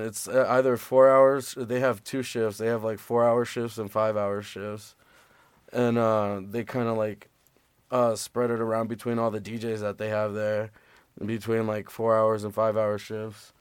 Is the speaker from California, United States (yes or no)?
no; Las Vegas, Nevada, United States; moved away; born and raised in Vegas